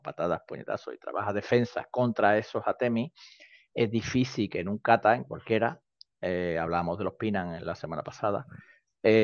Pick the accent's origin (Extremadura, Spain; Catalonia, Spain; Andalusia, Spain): Andalusia, Spain; Seville; soy sevillano, sevillano